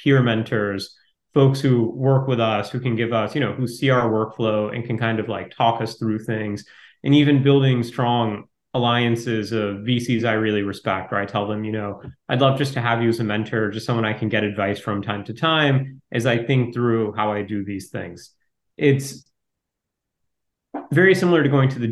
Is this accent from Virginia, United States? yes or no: no; Ohio, United States; I grew up in Ohio